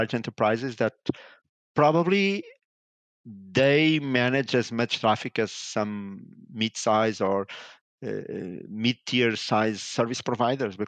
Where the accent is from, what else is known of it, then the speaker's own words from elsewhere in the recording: Lisbon, Portugal; I'm based in Portugal. I was born in Portugal, in Lisbon. I spent majority of my life here.